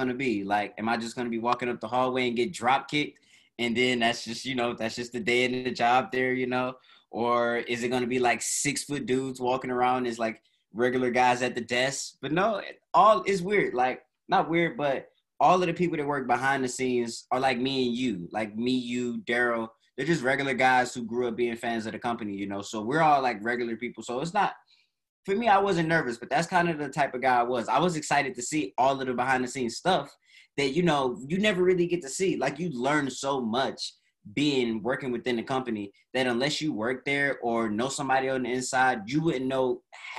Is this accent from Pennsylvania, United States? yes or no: no; Detroit, Michigan, United States; moved away as an adult; also born or lived in Connecticut; now in California, United States; I'm from Detroit, like you all know. And then I moved to Connecticut for an internship